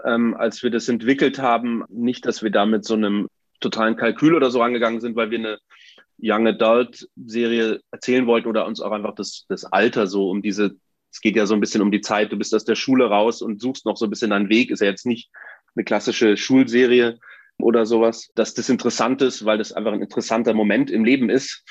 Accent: Munich, Bavaria, Germany; Ich bin in München geboren und aufgewachsen

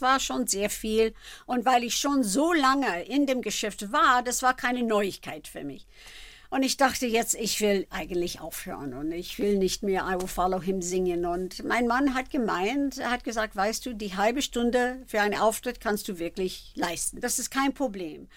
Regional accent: Philadelphia, Pennsylvania, United States; German is a second language; moved away; also born or lived in Germany; ich habe hab viel Fernsehen in Philadelphia gemacht, also meine Heimatstadt

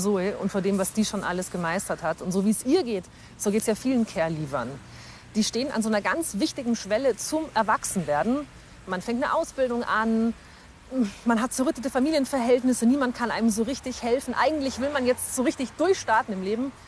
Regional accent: Augsburg, Bavaria, Germany; moved away; meine Heimatstadt nach Augsburg

